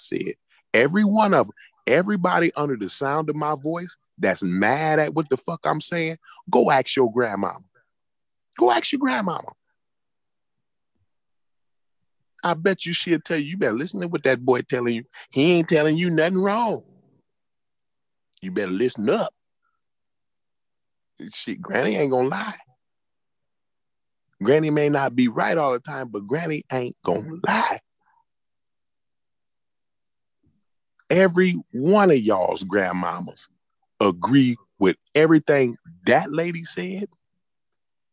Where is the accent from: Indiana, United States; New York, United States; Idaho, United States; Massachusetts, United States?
Indiana, United States; I grew up in Indiana